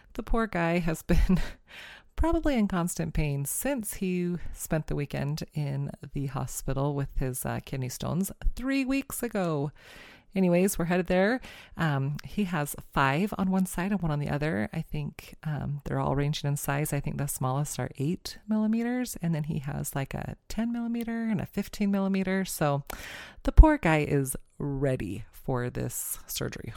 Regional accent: California, United States; moved away; also born or lived in Glasgow, Montana; growing up in California, my family would go to our favorite Mexican restaurant, the Hacienda

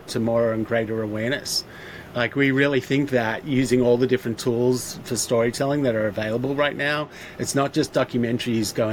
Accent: Australia; moved away as an adult; now in Los Angeles, United States; being an Aussie and identifying as an Aussie

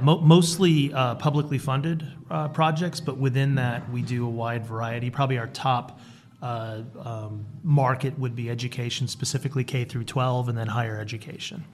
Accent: Rhode Island, United States; moved away as an adult; also born or lived in Alabama / Las Vegas, Nevada; now in Henderson, United States; I'm originally from Rhode Island

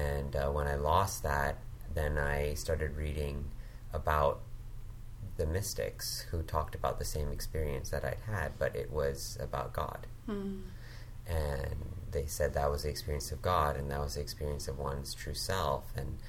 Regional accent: Hong Kong; also born or lived in Thailand; now in Vancouver, Canada; I was born in Vancouver. I grew up in Hong Kong and Thailand.

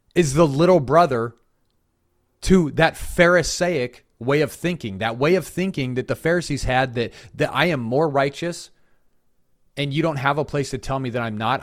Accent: Colorado, United States; now in South Carolina, United States; I'm from Colorado

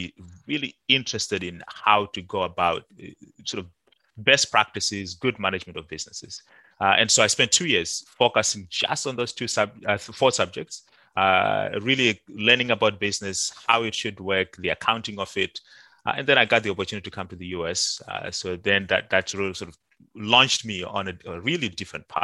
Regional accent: Zimbabwe; moved away; also born or lived in Banket; I was born and raised in Zimbabwe.

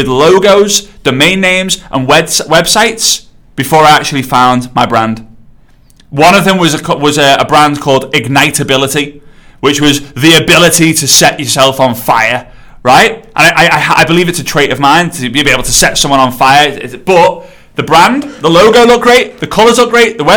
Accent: England, United Kingdom; I'm English

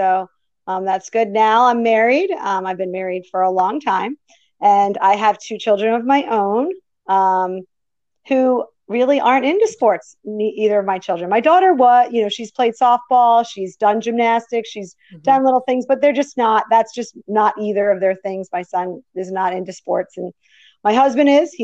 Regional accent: Woodbury, New Jersey, United States; So I grew up in Woodbury, New Jersey

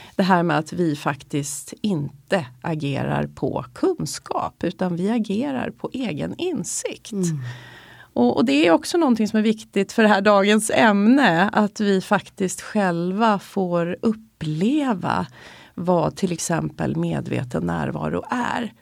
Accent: Stockholm, Stockholm County, Sweden; vi är stockholmare

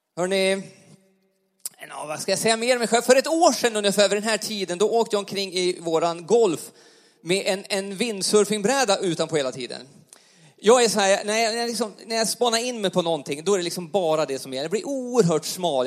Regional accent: Alsen, Jämtland, Sweden; accent: Jämtland dialect; now in Karlstad, Sweden; jag är uppvuxen i uppe i Jämtland i en liten församling uppe i, i Alsen, Yttrån

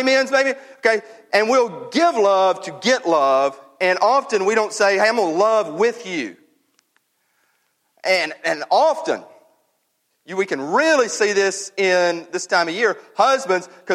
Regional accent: Mississippi, United States; We all do. We're from Mississippi

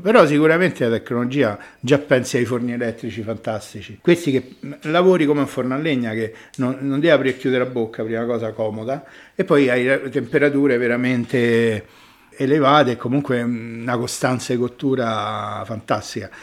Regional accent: Rome, Lazio, Italy; sono romano

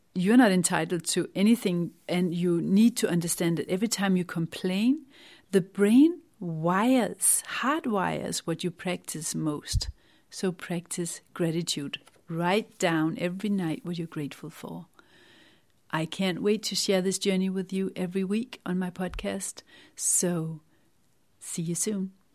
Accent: Denmark; moved away as an adult; now in England, United Kingdom; I had to divorce my home country, Denmark

